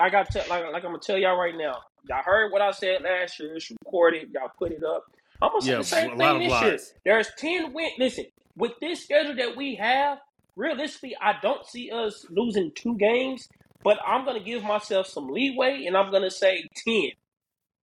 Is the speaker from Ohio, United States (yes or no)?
no; Tulsa, Oklahoma, United States; my hometown.